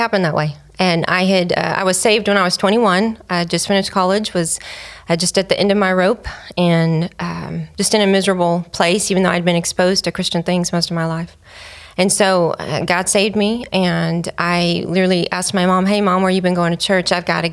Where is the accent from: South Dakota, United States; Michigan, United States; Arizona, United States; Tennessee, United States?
Arizona, United States; Phoenix; moved away as an adult; also born or lived in Richmond, California / Glendale, Arizona / California; now in Texas, United States; I was born in Richmond, California, Northern California, but I was raised in Phoenix, Arizona